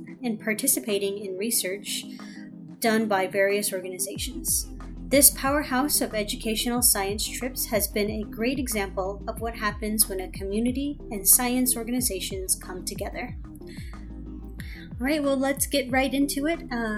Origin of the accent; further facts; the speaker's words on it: United States; I'm a Navajo from the West Side. My clans are Sedish Gizhininchle, Tachidi Bashishchin, Kia'ani Dashache, and Tlashche'e Dashanela.